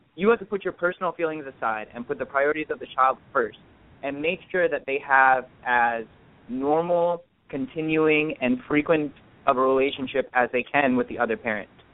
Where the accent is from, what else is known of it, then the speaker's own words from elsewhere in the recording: Orange County, California, United States; I'm born and raised in Orange County uh, from parents of Indian heritage